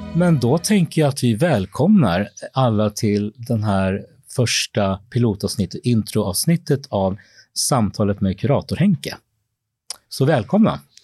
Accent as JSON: {"language": "Swedish", "region": "Småland", "country": "Sweden", "tie": "born or raised there", "also_born_or_lived": "Peru", "moved": "as an adult", "lives_now": "Stockholm, Sweden", "said": "jag kommer egentligen från Småland, där jag är uppvuxen"}